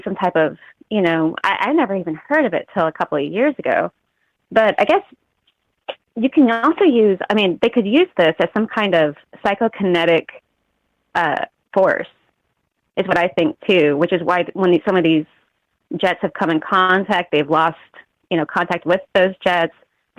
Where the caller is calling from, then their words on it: Missouri, United States; Calling from Missouri.